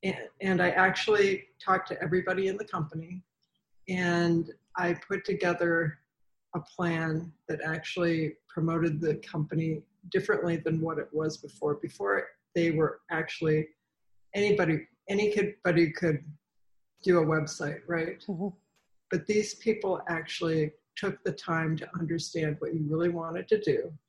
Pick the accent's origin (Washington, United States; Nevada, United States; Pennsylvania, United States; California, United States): Washington, United States; Seattle; now in Virginia, United States